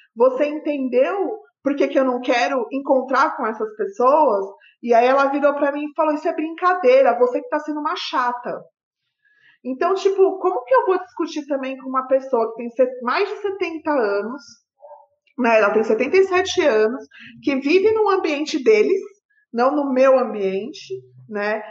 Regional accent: São Bernardo do Campo, São Paulo, Brazil; Eu morava em São Bernardo na época, eu sou lá da ABC.

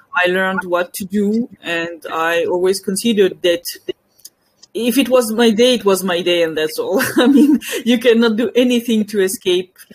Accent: near Paris, Île-de-France, France; English is a second language; moved away as an adult; also born or lived in Belgium / Donbass; I was born near Paris. I lived in France and in Belgium for most of my life

